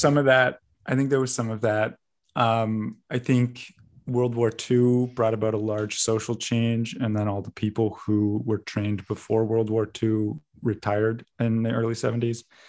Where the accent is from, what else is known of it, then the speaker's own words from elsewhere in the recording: Vancouver, British Columbia, Canada; growing up as a Canadian, at least, I, I am actually an American citizen